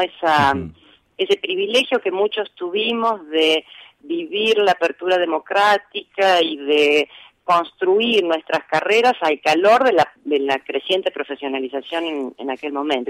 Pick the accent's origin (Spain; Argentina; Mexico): Argentina; Rosario, Santa Fe; also born or lived in Cañada de Gómez; yo nací en Cañada de Gómez, eh, casi diría de manera casual, porque mi padre estaba en ese momento trabajando allí, eh, pero me vine a vivir a Rosario cuando tenía cuatro meses